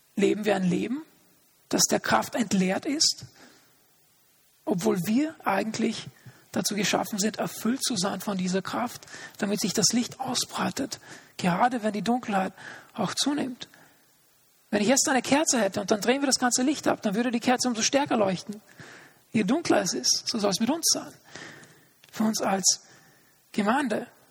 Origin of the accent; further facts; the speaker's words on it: Austria; also born or lived in Linz; hier bei uns in Österreich